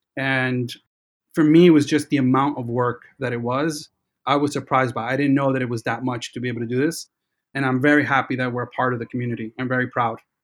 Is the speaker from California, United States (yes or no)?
no; New York City, New York, United States; growing up in New York City